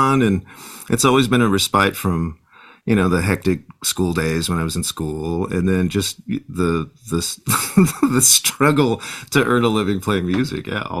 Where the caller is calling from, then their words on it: San Antonio, Texas, United States; I'm logging in from my home in San Antonio, Texas.